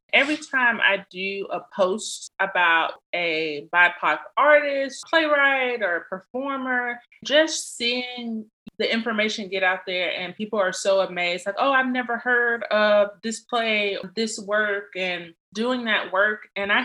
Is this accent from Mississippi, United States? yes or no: yes; Columbus, Mississippi, United States; now in Biloxi, United States; So I am originally from Columbus, Mississippi. I'm a military brat. So my dad did 26 years in the Air Force. So we had the cool luxury of living all over. So now I reside in Biloxi, Mississippi.